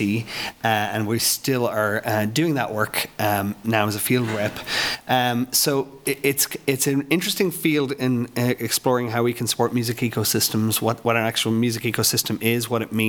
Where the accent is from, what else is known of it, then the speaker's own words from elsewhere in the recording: Ireland; now in Lawrence, United States; I'm an Irishman. I had a record label at home in Ireland